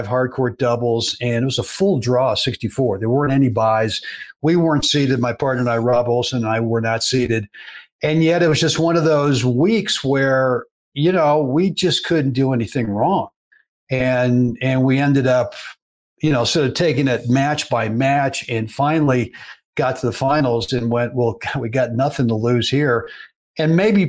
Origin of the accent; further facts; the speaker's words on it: Berkeley, California, United States; as a kid growing up in Berkeley, California